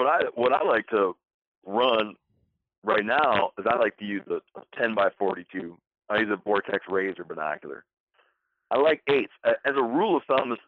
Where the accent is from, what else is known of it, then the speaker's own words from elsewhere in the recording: Michigan, United States; now in New York, United States; I grew up hunting in Michigan